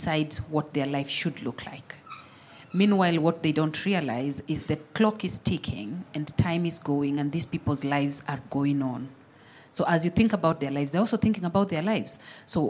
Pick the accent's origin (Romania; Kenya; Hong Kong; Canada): Kenya; I'm born Kenyan. Definitely have an experience with the aid delivery as I grew up